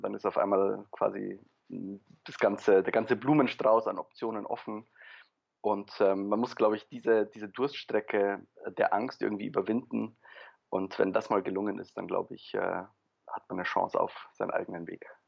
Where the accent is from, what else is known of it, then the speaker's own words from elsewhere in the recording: Germany; also born or lived in Poland / Paris, France / Berlin, Germany; ich bin in Polen geboren, bin dann mit drei Jahren nach Deutschland ähm, ausgewandert sozusagen mit meinen Eltern, habe dann vor allem in Deutschland studiert